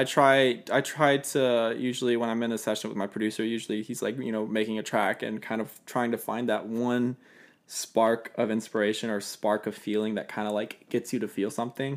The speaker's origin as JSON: {"language": "English", "area": "Fayette County, south of Atlanta", "region": "Georgia", "country": "United States", "tie": "born or raised there", "also_born_or_lived": "Kennesaw, Georgia", "moved": "as an adult", "lives_now": "Nashville, United States", "said": "I grew up on, in the suburbs, like, south of Atlanta and, like, Fayette County"}